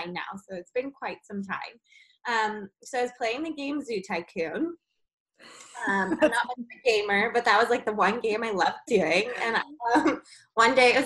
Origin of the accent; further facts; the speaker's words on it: Georgia, United States; I grew up in Georgia